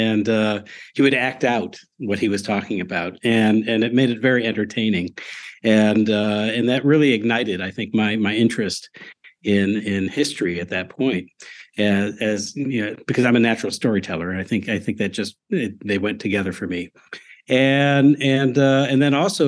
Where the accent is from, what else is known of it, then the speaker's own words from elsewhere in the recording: Chicago, Illinois, United States; I grew up in the Chicago area, the northern suburbs and all that. So from the land of Lincoln.